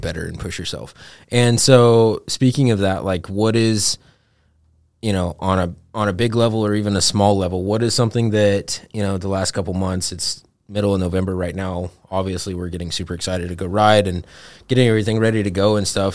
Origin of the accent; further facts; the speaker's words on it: Montana, United States; growing up in Montana